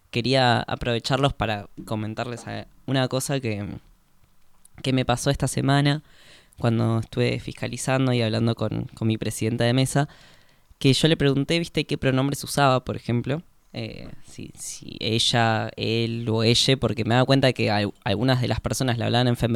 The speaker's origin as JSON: {"language": "Spanish", "region": "Córdoba", "country": "Argentina", "tie": "born there", "said": "yo no tengo el DNI cambiado porque eh, yo nací en Córdoba y tendría que hacer todo el trámite"}